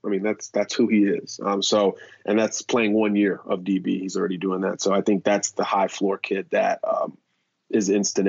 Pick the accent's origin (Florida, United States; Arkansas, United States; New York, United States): Florida, United States; Miami; Well, I'm from Miami